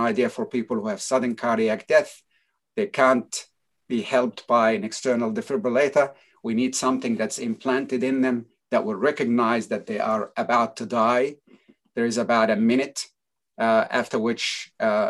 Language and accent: English; United States; moved away as an adult; now in Australia; I grew up actually in the United States for 22 years in New York and New Jersey area.